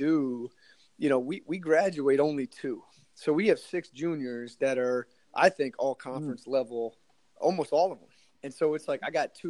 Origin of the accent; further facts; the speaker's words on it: New England, United States; I'm from New England